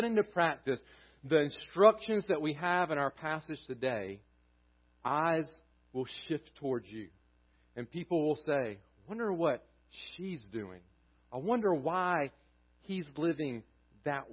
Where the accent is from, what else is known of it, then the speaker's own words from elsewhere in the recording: Southern United States, United States; accent: thick Southern; we're a group with thick Southern accents